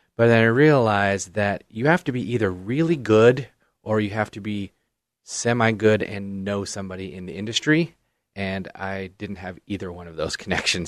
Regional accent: Canby, Oregon, United States; I grew up in Canby, went to Canby High School, and, uh, you know, I've lived in Canby my entire life

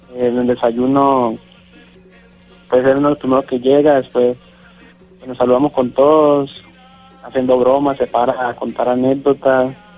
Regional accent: Guacarí, Valle del Cauca, Colombia; moved away as an adult; also born or lived in Tijuana, Mexico; now in Culiacán, Mexico; Yo soy de Guacari Valle, de Cali.

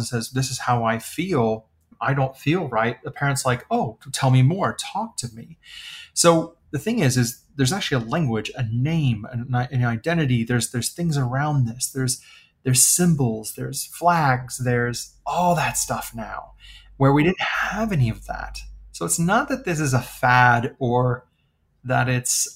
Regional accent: the Midwest of the United States, United States; I was born and raised in the Midwest of the United States

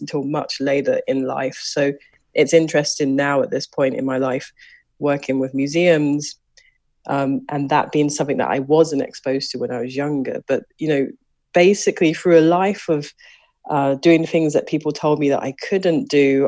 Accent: London, United Kingdom; born or raised there; moved away

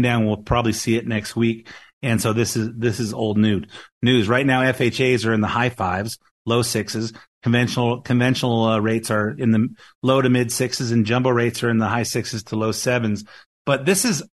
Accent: Lakewood, California, United States; I grew up in Lakewood, in the Long Beach area, LA County

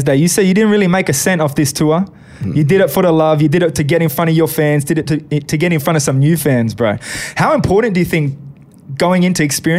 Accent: Australia; being from here, it's all right.

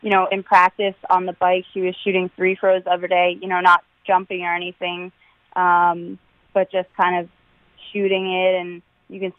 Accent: Maryland, United States; born or raised there; moved away as an adult; now in Connecticut, United States

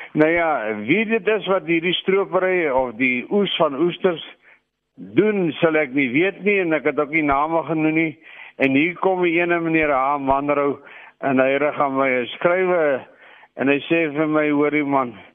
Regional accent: Klein Brak River, Western Cape, South Africa; ek het as kind in Kleinwrak rivier omgewing groot geword

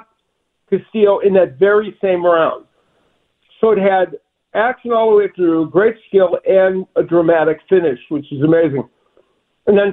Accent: Chicago, Illinois, United States; moved away; I'm a Midwesterner. I'm from Chicago

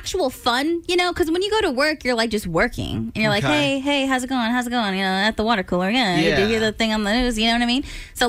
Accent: California, United States; we're from California

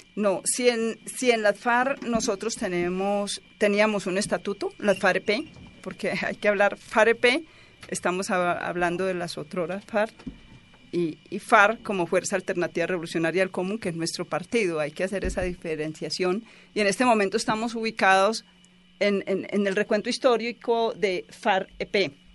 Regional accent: Santa Rosa de Osos, Antioquia, Colombia; Yo soy de Santa Rosa de Osos

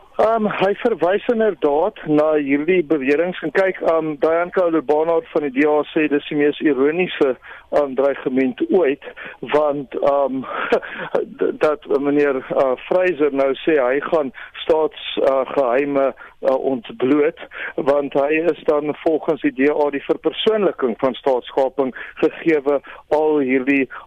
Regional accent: South Africa; ek as 'n Suid-Afrikaner wat belasting betaal

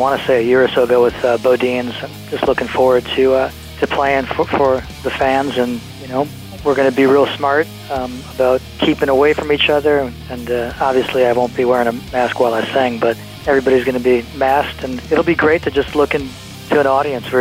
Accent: Milwaukee, Wisconsin, United States; We're from Milwaukee

